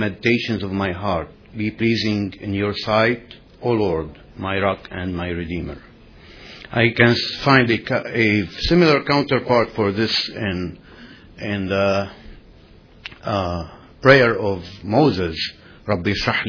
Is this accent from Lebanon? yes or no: yes; Lebanon; now in Illinois, United States; I'm from Lebanon